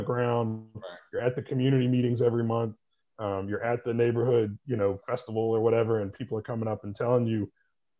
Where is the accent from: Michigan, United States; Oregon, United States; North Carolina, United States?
North Carolina, United States; Winston-Salem; moved away as an adult; also born or lived in Boone, North Carolina; now in Charlotte, United States; But I am originally from Winston-Salem, went to Appalachian State University in Boone, North Carolina, and I've been in the Charlotte area since 2004.